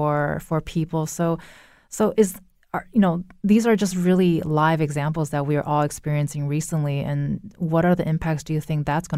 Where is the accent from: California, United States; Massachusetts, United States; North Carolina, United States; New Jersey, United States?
California, United States; Los Angeles; now in Connecticut, United States; Well, and I like that you mentioned the West because I'm originally from California. And speaking of smoke and smog, being from LA too, it's something that I'm used to.